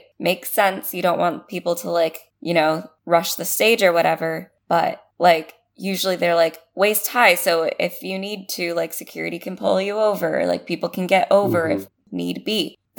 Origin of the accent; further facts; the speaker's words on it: United States; it's because I'm American.